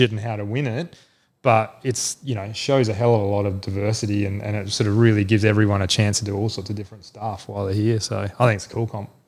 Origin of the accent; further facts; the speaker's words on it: Adelaide, South Australia, Australia; moved away; I'm from Adelaide originally, um, and was a nutcase fisher growing up and all that sort of thing